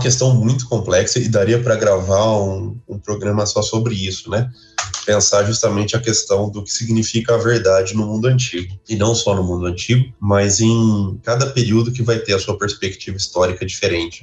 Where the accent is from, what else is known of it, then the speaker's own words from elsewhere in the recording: Brazil; nós brasileiros